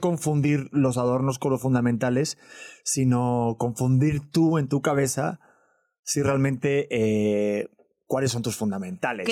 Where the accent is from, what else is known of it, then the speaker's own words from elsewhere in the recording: Cholula, Puebla, Mexico; yo soy de Cholula, Puebla